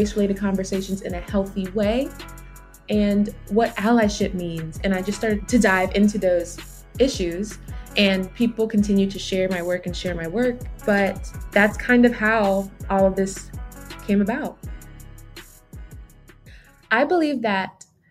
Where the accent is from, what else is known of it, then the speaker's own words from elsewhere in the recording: Georgia, United States; also born or lived in Brooklyn, New York / Jamaica (parents); So I was born in Brooklyn and raised kind of in New York, but moved to Georgia at a young age, maybe around third grade